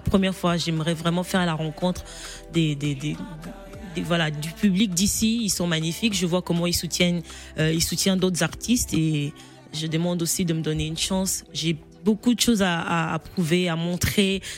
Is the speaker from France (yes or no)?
no; Kolwezi, Lualaba, DR Congo; also born or lived in Kongolo, Tanganyika; au, Congo, je ne vivais pas à Kinshasa, donc je viens de Kolwezi